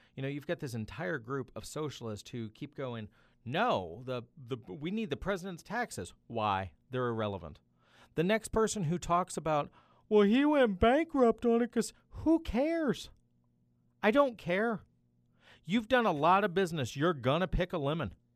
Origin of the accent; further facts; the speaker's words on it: Tennessee, United States; now in Missouri, United States; My home state of Tennessee